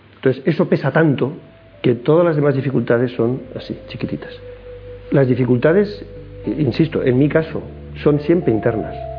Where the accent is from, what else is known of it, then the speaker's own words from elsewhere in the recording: Madrid, Community of Madrid, Spain; nacimos todos en Madrid, y la infancia